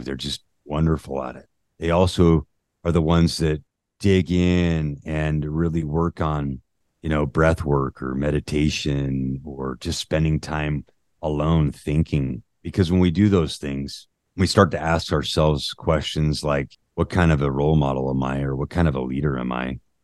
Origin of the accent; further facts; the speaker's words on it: Utah, United States; I grew up in Utah.